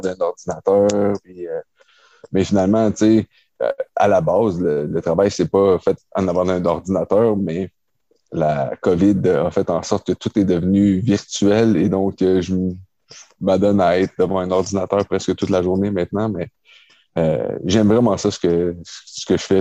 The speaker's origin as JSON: {"language": "French", "region": "Quebec", "country": "Canada", "tie": "born or raised there", "said": "j'ai grandi à Québec"}